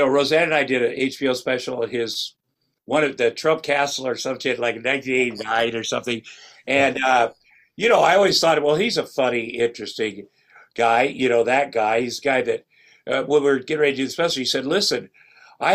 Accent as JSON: {"language": "English", "town": "Ottumwa", "region": "Iowa", "country": "United States", "tie": "born or raised there", "moved": "yes", "said": "I'm from Ottumwa, Iowa, which is southeast Iowa, and I worked on the kill floor of a meatpacking plant for 3 years after high school"}